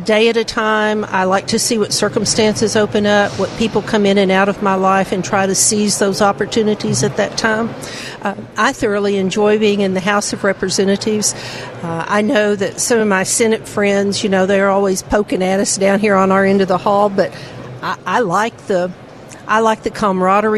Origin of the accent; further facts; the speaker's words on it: Texarkana, United States; we're both from Texarkana